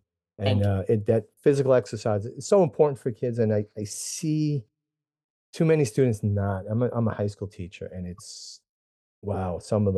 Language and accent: English; New Jersey, United States; So I'm from North Jersey. Across the street from my house is a mountain. I mean, not a big mountain, but it's a lot of hiking, climbing up and down hills.